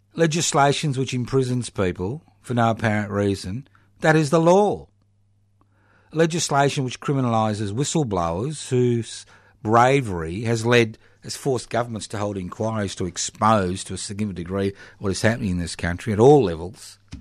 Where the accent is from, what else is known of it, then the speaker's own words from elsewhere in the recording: Brisbane, Queensland, Australia; when I was born in the Marder Hospital in Brisbane so many decades ago?